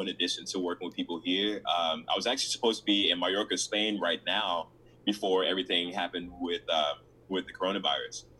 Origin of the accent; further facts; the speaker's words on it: Memphis, Tennessee, United States; moved away as an adult; also born or lived in Chicago, Illinois / Mississippi; I ended up living in uh, Memphis, Tennessee, with my dad and um, that's where I went to. Uh, that's where I graduated from high school